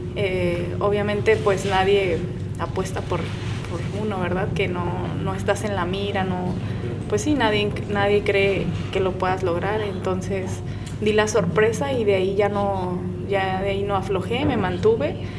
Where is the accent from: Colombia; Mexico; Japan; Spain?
Mexico; Guadalajara, Jalisco; Soy Tapatía, soy de Guadalajara, Jalisco, orgullosa mexicana